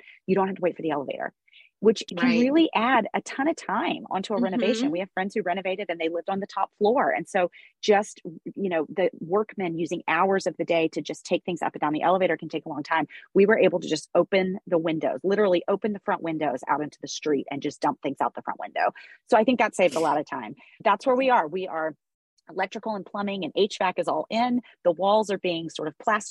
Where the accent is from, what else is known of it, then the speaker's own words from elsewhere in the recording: Memphis, Tennessee, United States; now in New York, United States; Memphis, Tennessee, which is my hometown